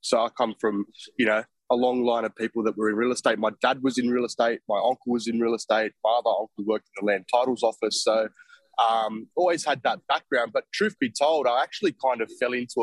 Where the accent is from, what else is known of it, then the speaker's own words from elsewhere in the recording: Sydney, New South Wales, Australia; I grew up in Canterbury, which is just on the border of the Inner West and Canterbury Bankstown LGAs